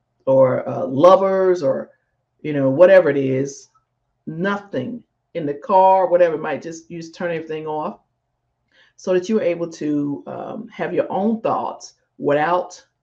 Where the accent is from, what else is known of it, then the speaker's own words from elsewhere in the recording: Jackson, Mississippi, United States; Jackson, Mississippi, my hometown, Jackson, Mississippi.